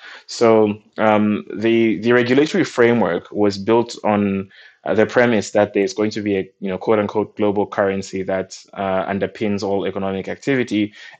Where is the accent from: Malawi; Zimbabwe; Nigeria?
Malawi; I'm from Malawi and we got our independence from the UK in 1964.